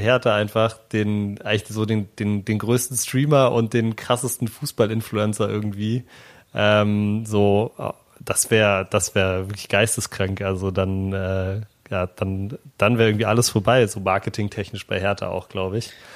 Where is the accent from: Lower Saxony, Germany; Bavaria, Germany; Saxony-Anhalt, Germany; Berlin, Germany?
Berlin, Germany; praktisch 500 Meter von da, wo ich aufgewachsen bin, entfernt